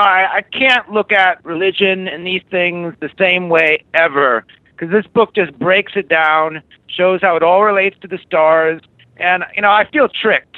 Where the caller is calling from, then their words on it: Germany; I'm calling from Germany.